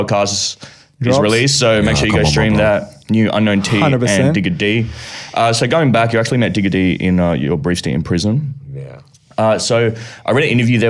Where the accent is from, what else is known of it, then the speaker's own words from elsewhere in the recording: Australia; from Australia